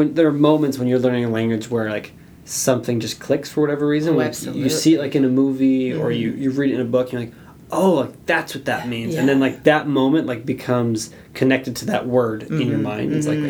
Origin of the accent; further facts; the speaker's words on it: Louisiana, United States; moved away; I'm from Louisiana, actually.